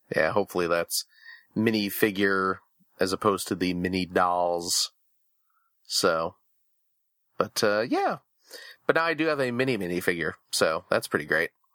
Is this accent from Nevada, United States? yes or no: no; outside Chicago, Illinois, United States; when I was a kid in, uh, growing up outside Chicago